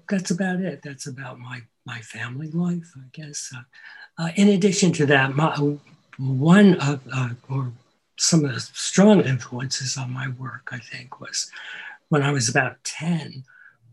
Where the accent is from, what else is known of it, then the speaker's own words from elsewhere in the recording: Monticello, New York, United States; I grew up in the lower Catskill Mountains, the horse circuit. Monticello.